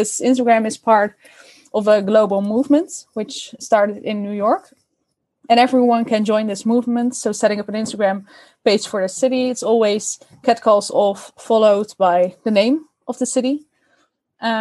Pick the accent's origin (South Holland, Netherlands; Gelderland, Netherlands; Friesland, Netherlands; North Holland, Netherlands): Gelderland, Netherlands; Oosterbeek; I grew up in Oosterbeek, which is a small village close to Arnhem